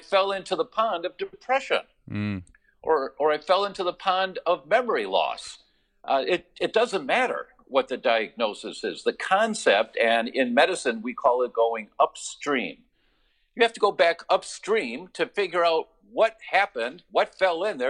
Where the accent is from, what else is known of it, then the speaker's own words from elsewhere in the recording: Detroit, Michigan, United States; moved away; I'm from Detroit originally, so I'm a car guy